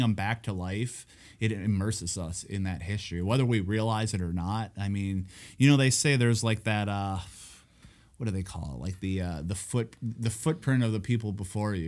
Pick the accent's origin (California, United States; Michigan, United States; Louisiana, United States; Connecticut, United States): Michigan, United States; Escanaba; my hometown